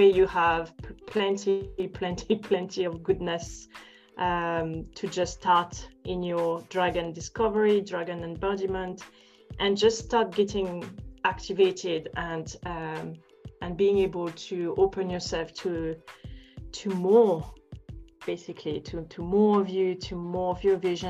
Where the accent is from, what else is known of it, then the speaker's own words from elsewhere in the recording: France; English is a second language; I'm not English, I'm French